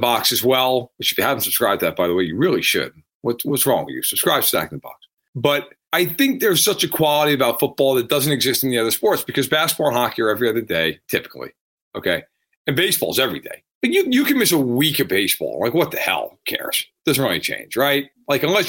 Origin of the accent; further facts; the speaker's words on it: New York, United States; I grew up in New York